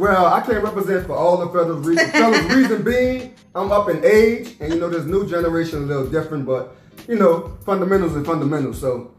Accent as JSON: {"language": "English", "town": "New Orleans", "region": "Louisiana", "country": "United States", "tie": "born or raised there", "said": "I'm 45. I'm from New Orleans, born and raised in New Orleans, and I'm just New Orleans."}